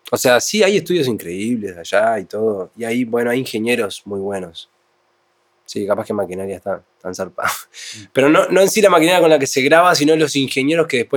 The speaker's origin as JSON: {"language": "Spanish", "country": "Uruguay", "said": "yo soy uruguayo."}